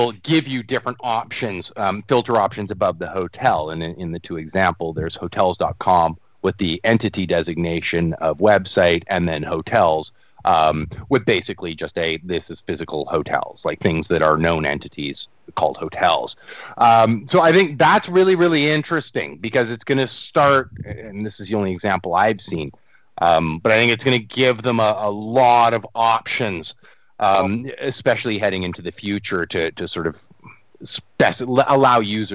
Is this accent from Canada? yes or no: yes; Canada; I'm a Canadian up here